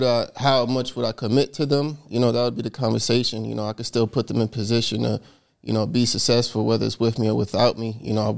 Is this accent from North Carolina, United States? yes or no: no; New York City, New York, United States; I'm from Corona, Queens, New York.